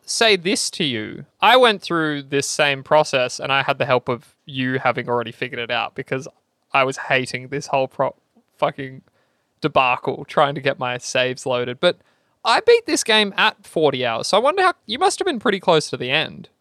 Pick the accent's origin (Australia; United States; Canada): Australia; fifty people from my hometown